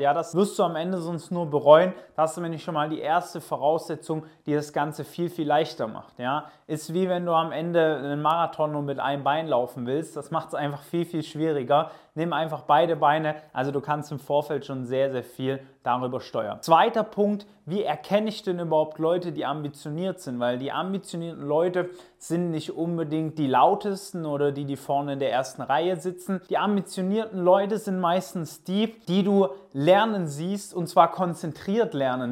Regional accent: near Stuttgart, Baden-Württemberg, Germany; also born or lived in Pforzheim / Portugal; Ich komme aus der Nähe von Stuttgart.

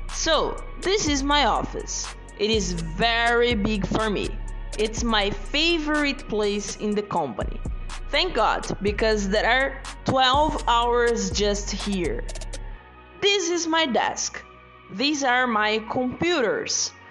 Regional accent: Brazil; English is a second language; I'm from Brazil. I'm a software engineer. I'm 25 years old.

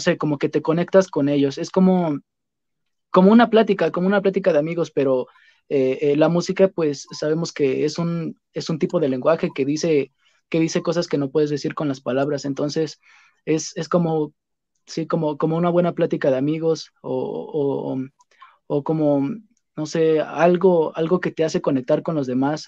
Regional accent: Mexico City, Mexico; yo soy de la Ciudad de México

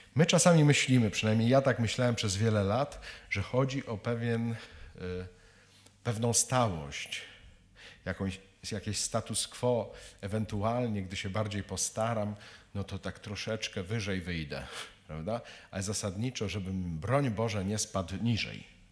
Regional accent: Kielce region, Świętokrzyskie Voivodeship, Poland; jestem z Kieleckiego, czyli z krainy latających scyzoryków

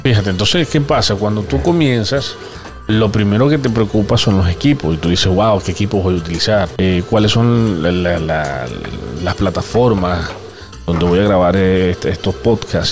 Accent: Venezuela; como todo venezolano

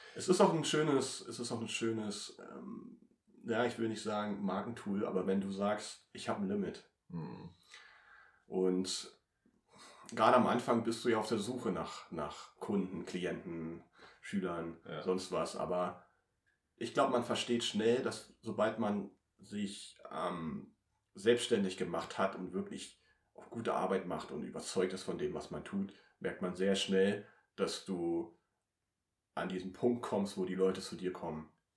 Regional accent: Treuenbrietzen, near Potsdam, Brandenburg, Germany; ich komme ja aus Trömbrizen, also ich wohne ja eine Stunde entfernt hier von Potsdam

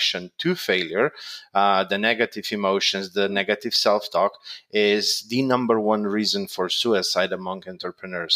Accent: Slovenia; I'm from Slovenia

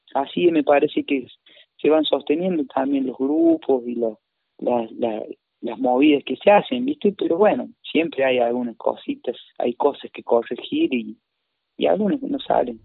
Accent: Traslasierra, Córdoba, Argentina; also born or lived in Paravachasca Valley, Córdoba; Yo soy de Tras de Sierra y estoy acá ahora, en estos momentos.

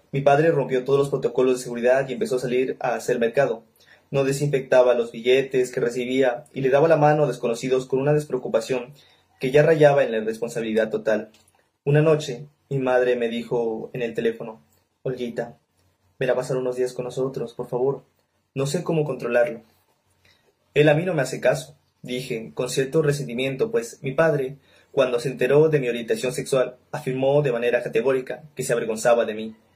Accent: Nariño, Colombia; soy de Nariño, lector de Mario Mendoza

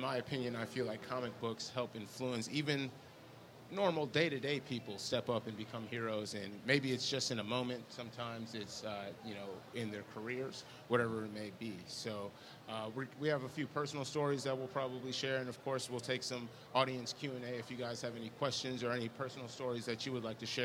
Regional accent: Kenosha, Wisconsin, United States; we come from Kenosha, Wisconsin

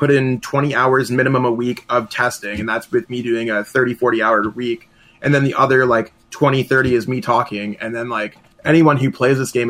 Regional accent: Canada; as a Canadian

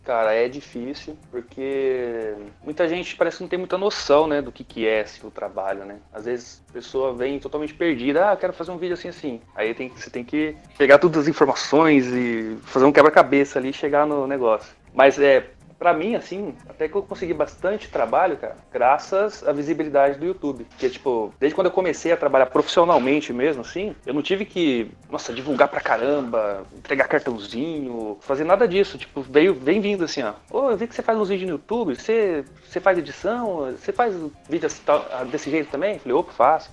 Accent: Ourinhos, São Paulo, Brazil

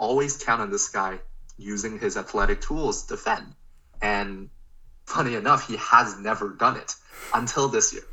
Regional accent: Canada; we're Canadian

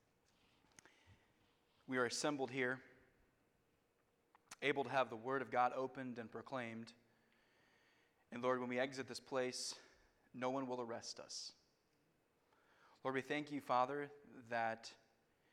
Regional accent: United States; I grew up in America

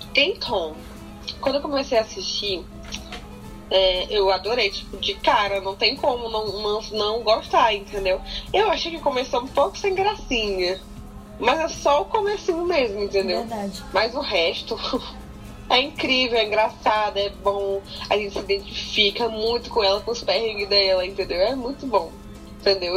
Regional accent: Brazil; a gente é do Brasil

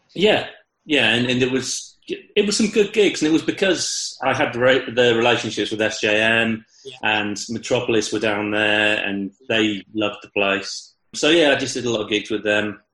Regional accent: Chippenham, South West England, United Kingdom; I'm from Chippenham.

